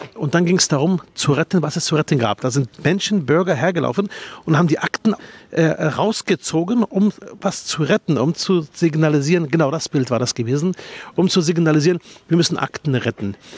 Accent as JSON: {"language": "German", "region": "Berlin", "country": "Germany", "tie": "born or raised there", "said": "bei mir in meinem Heimatbezirk Spandau"}